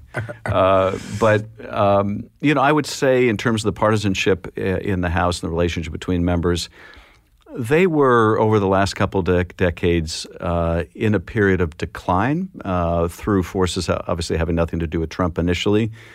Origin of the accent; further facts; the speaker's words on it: Boston, Massachusetts, United States; moved away; also born or lived in the American West; growing up in Boston. We lived in Boston until my father, uh, who was in the rag business, as he called it, was transferred out west